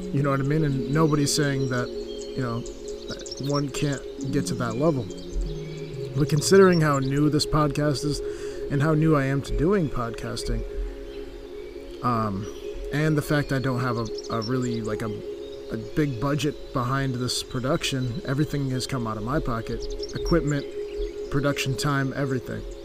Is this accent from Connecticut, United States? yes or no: yes; Connecticut, United States; moved away as an adult; also born or lived in Charlotte, North Carolina; I am originally from Connecticut